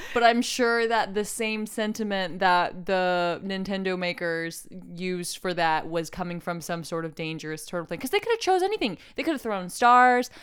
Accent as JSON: {"language": "English", "town": "Oklahoma City", "region": "Oklahoma", "country": "United States", "moved": "as an adult", "lives_now": "California, United States", "said": "I'm from Oklahoma City"}